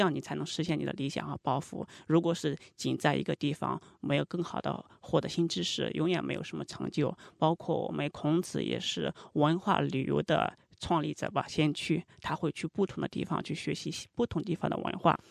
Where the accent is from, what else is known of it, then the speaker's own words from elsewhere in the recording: foot of Mount Tai, Shandong, China; moved away; 我是出生在泰山脚下，从小就接受了泰山文化，还有儒家文化